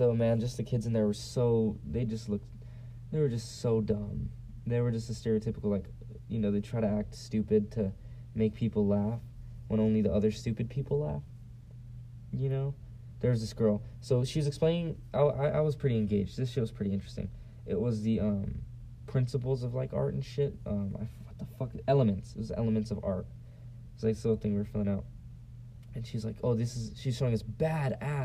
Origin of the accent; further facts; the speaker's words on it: San Diego, California, United States; moved away; I'm from San Diego